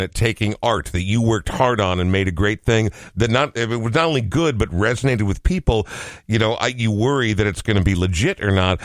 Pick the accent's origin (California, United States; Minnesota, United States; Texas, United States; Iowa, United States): Minnesota, United States; Coon Rapids; growing up in Coon Rapids